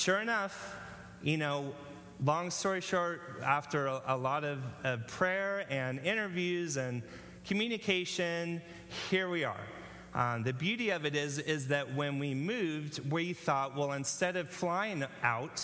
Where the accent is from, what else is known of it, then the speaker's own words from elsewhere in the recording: California, United States; also born or lived in Dallas, Texas, United States; when I was 5, we moved to California, grew up in California